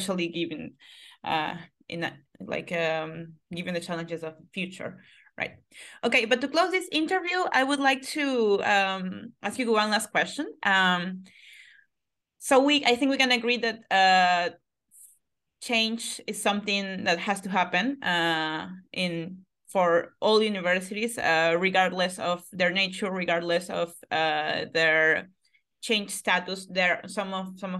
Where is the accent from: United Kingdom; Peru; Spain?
Peru; I come from Peru